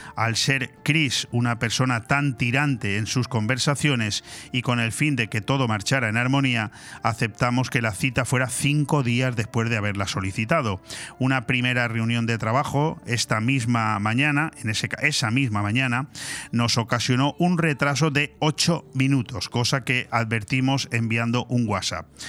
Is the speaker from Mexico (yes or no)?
no; Spain; nosotros los españoles